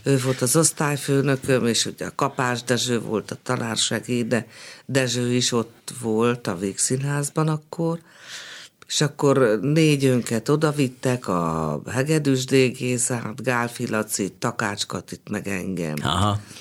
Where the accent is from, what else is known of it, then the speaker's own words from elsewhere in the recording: Budapest, Hungary; also born or lived in Szolnok; pesti lány vagyok